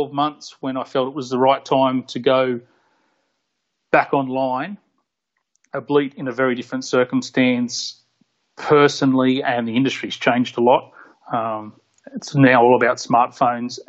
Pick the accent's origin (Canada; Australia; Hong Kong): Australia; Port Macquarie, New South Wales; now in Sydney, Australia; I grew up in Port Macquarie. Moved to Sydney when I was 19 or 20